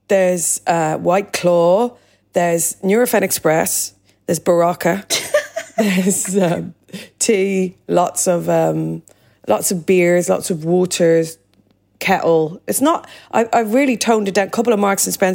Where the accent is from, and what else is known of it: Dublin, Leinster, Ireland; moved away as an adult; now in London, United Kingdom